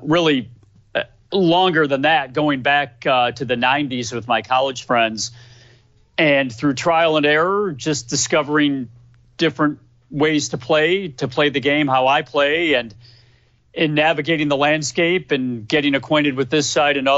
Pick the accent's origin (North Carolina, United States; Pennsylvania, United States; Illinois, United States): Illinois, United States; Chicago; I myself have lived a good portion of my life in the suburbs of Chicago, grew up in the western suburbs, and now, like I mentioned, live in the northwest